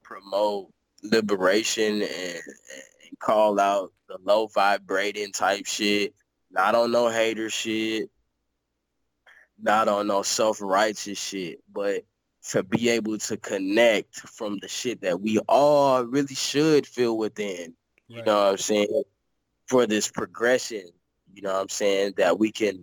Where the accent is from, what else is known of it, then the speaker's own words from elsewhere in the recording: St. Louis, Missouri, United States; moved away; I'm from St. Louis